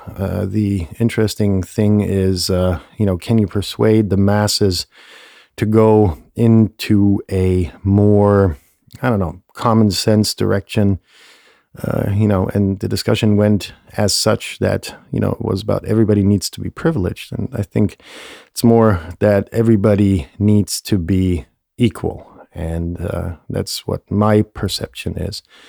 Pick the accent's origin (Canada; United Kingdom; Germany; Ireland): Germany; moved away; close to my hometown